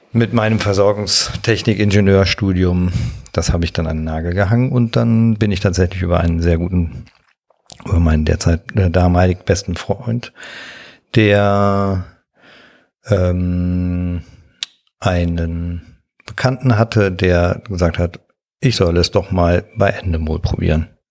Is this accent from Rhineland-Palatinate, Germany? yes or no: yes; Waldorf, Rhineland-Palatinate, Germany; moved away as an adult; now in near Cologne, Germany; bin aufgewachsen in Waldorf, das ist in einem 800 Seelen ähm, Dorf im Kreis Ahrweiler in der Nähe des Ahrtals